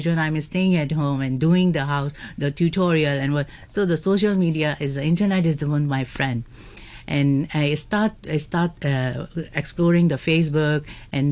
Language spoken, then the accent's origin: English; Pakistan; English is a second language; now in Hong Kong; I'm basically from Pakistan